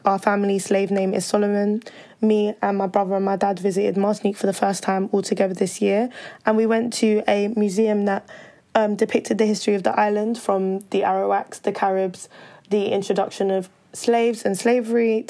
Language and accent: English; London, United Kingdom; I was born and raised in London in the UK